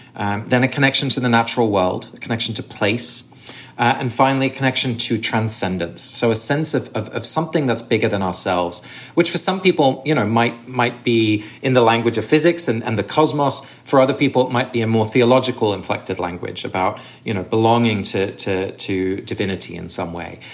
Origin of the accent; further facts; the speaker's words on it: Sussex, South East England, United Kingdom; I grew up in England. I was born and raised in Sussex, but my parents are both Dutch